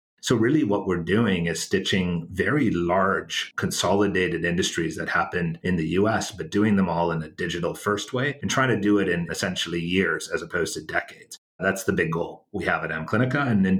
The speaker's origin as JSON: {"language": "English", "country": "Canada", "also_born_or_lived": "United States", "moved": "yes", "said": "So I'm actually from Canada originally and went to school in the States"}